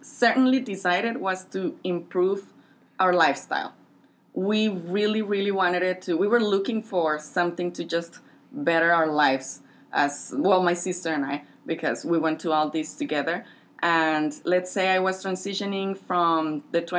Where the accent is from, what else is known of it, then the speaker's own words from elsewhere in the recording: Ciudad Juárez, Chihuahua, Mexico; moved away as an adult; now in El Paso, United States; I am from Juarez. I live here in El Paso. I've been living here for around 10 years maybe now